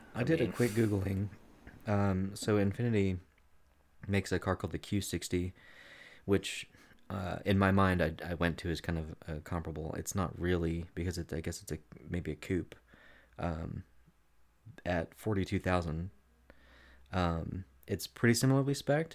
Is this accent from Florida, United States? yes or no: yes; Daytona Beach, Florida, United States; I grew up in Daytona